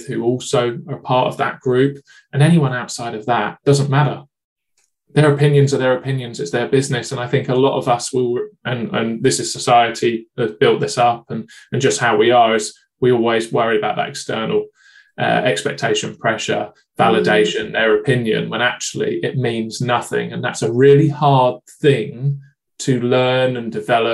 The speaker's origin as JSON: {"language": "English", "country": "United Kingdom", "said": "being British"}